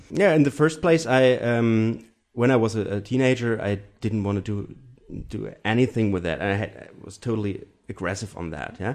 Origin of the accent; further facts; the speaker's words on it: Germany; English is a second language; So I'm from from Germany with the German tradition, of course, and the European tradition of music. But my personal, I grew up in a very small uh, village